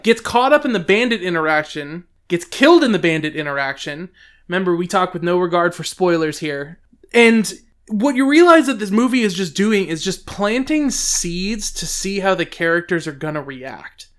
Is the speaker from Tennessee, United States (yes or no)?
no; Georgia, United States; the people that I've grown up knowing in Georgia